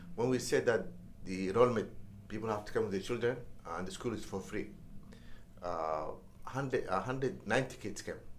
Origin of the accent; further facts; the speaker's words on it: Mogadishu, Banaadir, Somalia; moved away as an adult; also born or lived in Washington, DC, United States; I was born in Mogadishu and uh, raised and uh, went to school uh, all the way to high school uh, in Mogadishu.